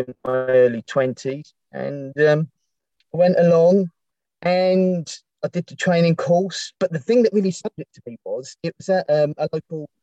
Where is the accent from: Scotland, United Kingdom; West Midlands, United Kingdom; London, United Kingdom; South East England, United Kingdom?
London, United Kingdom; Eltham; moved away as an adult; also born or lived in Dartford; I'm originally from Eltham